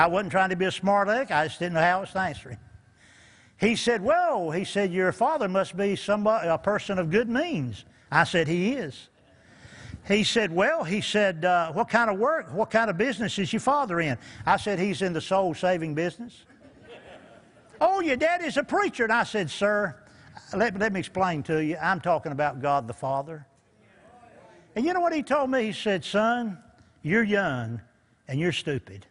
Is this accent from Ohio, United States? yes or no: no; Eastern North Carolina, United States; moved away; also born or lived in Newport News, Virginia; We're from Eastern North Carolina, moved up to Newport News and got saved up there